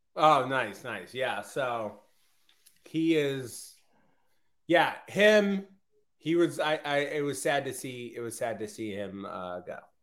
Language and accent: English; Boston, Massachusetts, United States; my hometown sports were the nineties